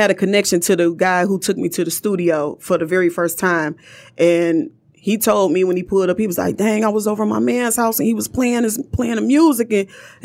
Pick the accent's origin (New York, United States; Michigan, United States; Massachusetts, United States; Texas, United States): Michigan, United States; Detroit; I'm from Detroit, flat out.